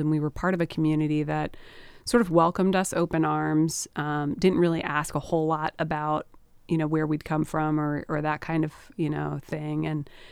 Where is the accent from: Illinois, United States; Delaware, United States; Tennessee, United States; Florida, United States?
Delaware, United States; Sussex County; I grew up in Sussex County. My parents actually moved to Delaware when I was a kid